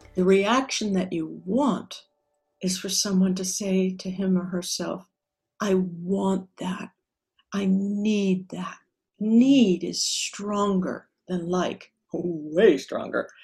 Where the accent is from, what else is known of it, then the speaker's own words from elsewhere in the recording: Southern California, United States; also born or lived in Hollywood; was born and raised in Southern California, about 45 miles outside of Los Angeles